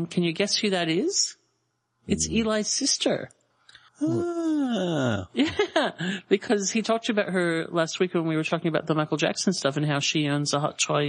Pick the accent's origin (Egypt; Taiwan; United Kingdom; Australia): Australia; Huge thank you to the random prize gods that I'm Australian out for that one, so I don't have to ship it overseas